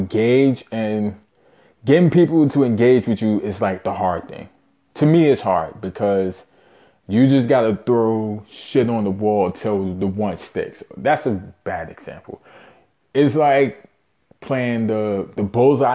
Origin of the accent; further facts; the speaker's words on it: New York City, New York, United States; born and raised in Brooklyn, New York. Shout out Bushwick